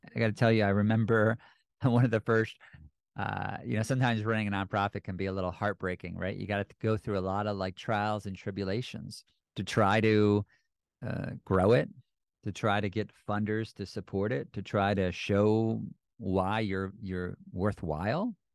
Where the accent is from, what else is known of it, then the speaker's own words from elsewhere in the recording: United States; speaking as an American